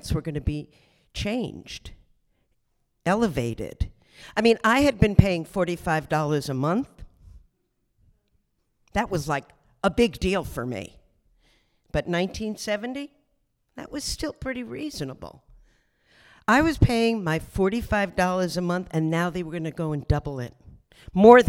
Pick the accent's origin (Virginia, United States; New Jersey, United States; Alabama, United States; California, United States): New Jersey, United States; Asbury Park; now in Brooklyn, United States; I grew up in New Jersey. So can we give a big round of applause for my home state, New Jersey? It was quite an upbringing. I was by the Jersey Shore, Asbury Park